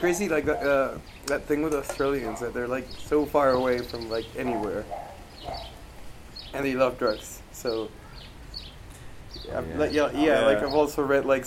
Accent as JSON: {"language": "English", "country": "Mexico", "said": "from Mexico"}